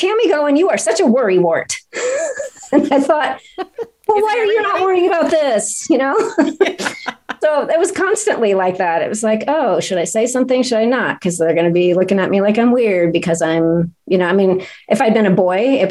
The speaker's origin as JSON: {"language": "English", "town": "Aloha", "region": "Oregon", "country": "United States", "tie": "born or raised there", "lives_now": "Central Oregon, United States", "said": "I grew up in Alloa, outside of Portland"}